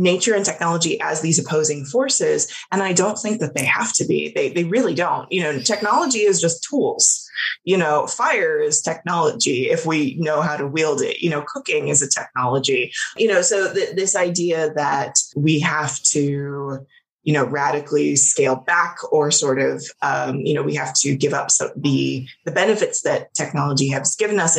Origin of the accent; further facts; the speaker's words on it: Los Angeles, California, United States; I grew up in Los Angeles, like born and raised there